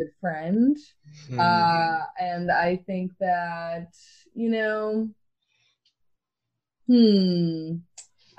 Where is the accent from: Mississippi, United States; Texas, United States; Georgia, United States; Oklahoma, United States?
Oklahoma, United States; Grew up in Oklahoma, so I grew up in the South, Bible Belt